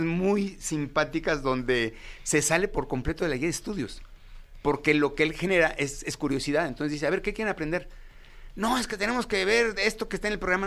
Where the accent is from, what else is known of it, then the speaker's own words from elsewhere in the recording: Mexico; como mexicanos